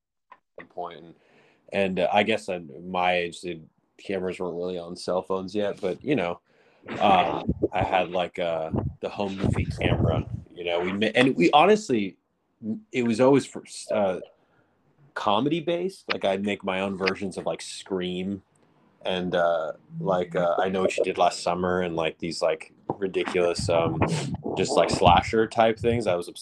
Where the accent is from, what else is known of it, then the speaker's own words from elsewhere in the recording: Westchester, California, United States; Because I grew up in a suburb, and then I grew up in Westchester, which is just adjacent on the other side of the 405.